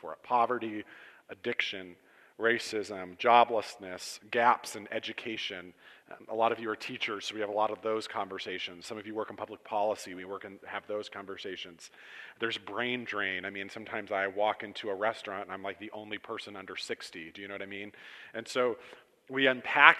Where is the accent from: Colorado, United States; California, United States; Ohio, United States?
Ohio, United States; Cortland; now in Champion, United States; I grew up in Cortland